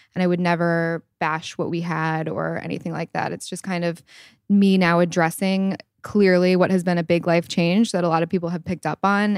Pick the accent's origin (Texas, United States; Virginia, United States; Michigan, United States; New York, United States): Michigan, United States; East Lansing; I'm from East Lansing, Michigan, small town, and I am twenty-seven years old